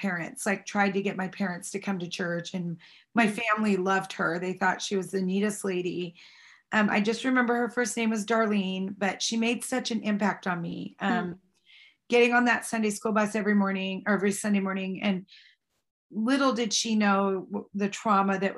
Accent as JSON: {"language": "English", "town": "Snohomish", "region": "Washington", "country": "United States", "tie": "born or raised there", "said": "I was raised in Snohomish, Washington"}